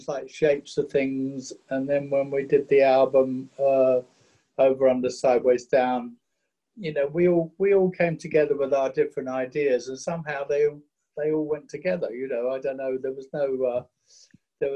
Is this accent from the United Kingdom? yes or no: yes; England, United Kingdom; for us as English guys working in a studio like Chess